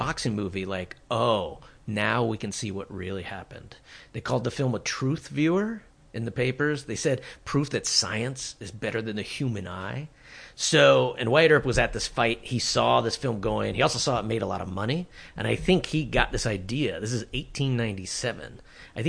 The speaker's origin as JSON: {"language": "English", "region": "Colorado", "country": "United States", "tie": "born or raised there", "also_born_or_lived": "Tucson, Arizona", "moved": "as an adult", "said": "I grew up in Colorado"}